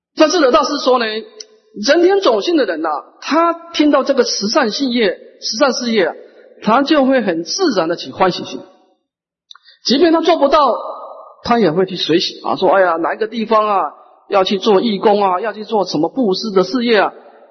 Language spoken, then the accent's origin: Chinese; Taiwan; 我们台湾人是很有慈悲心的